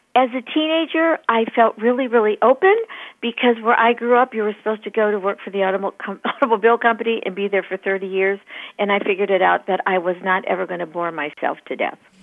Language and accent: English; Michigan, United States; moved away as an adult; now in East Valley, Arizona, United States; I grew up in Michigan